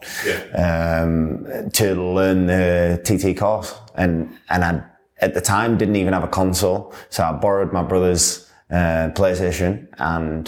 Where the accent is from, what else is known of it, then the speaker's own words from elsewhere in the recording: Yorkshire and the Humber, United Kingdom; I'm obviously from Yorkshire as well